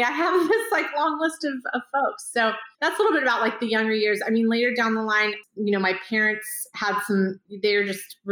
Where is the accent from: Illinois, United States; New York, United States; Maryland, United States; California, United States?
California, United States; Sacramento; I was born and raised here in Sacramento, California, and was in an area, South Sacramento